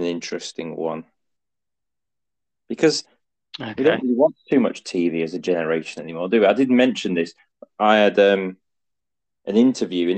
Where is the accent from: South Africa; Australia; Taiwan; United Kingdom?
United Kingdom; the north of England; accent: northern